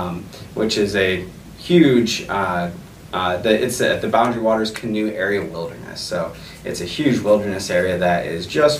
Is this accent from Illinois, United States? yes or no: yes; Aurora, Illinois, United States; also born or lived in Geneva, Illinois / Ely, Minnesota; I was born in Geneva at Delmore, and I was raised here in Aurora, over by Kirk and Butterfield.